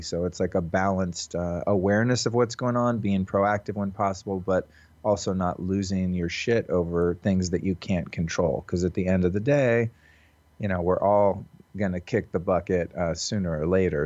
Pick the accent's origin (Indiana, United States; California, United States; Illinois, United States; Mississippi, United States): California, United States; Santa Rosa; from my hometown in Santa Rosa, California